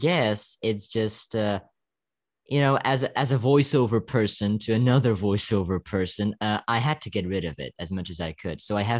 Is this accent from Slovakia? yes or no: yes; Slovakia; English is a second language; To all of you people in Ukraine, stay safe for sure. I'm from Slovakia. I'm in a NATO country.